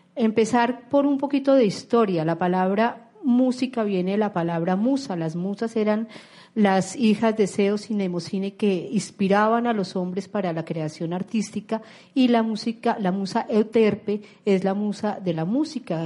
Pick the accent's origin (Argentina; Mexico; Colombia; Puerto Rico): Colombia; como colombianos